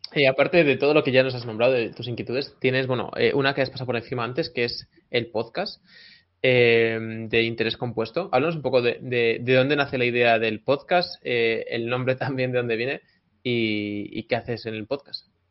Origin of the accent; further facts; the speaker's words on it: Tui, Galicia, Spain; el restaurante La de Manu en Tui, mi pueblo natal